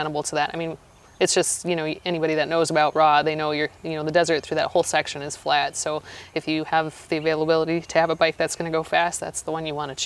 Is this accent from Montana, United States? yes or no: yes; Montana, United States; moved away; I'm from Montana